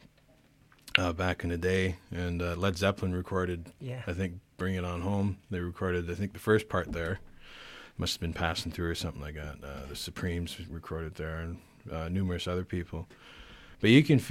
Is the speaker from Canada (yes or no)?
yes; Alert Bay, British Columbia, Canada; also born or lived in Kingcome Inlet; Alert Bay, BC.